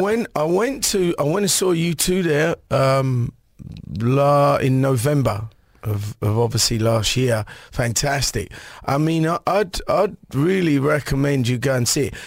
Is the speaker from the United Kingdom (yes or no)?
yes; England, United Kingdom; growing up in England